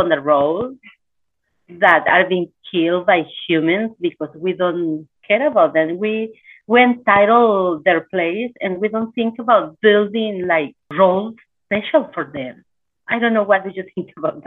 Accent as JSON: {"language": "English", "area": "La Mixteca", "region": "Oaxaca", "country": "Mexico", "moved": "yes", "said": "I'm from Mexico, from Oaxaca, from La Mixteca"}